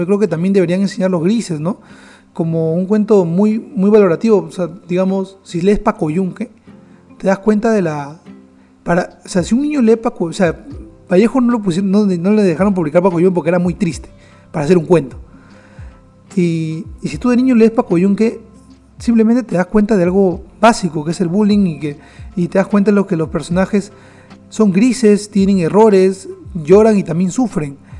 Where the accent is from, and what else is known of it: Peru